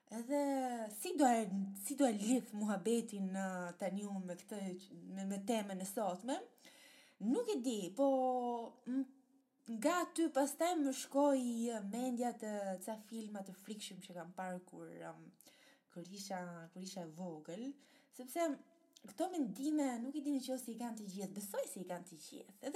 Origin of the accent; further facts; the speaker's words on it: Italy; moved away as an adult; also born or lived in Albania; now in Netherlands; kam lindur në Shqipëria, po do kontaktojnë Itali, uh, sepse atje jam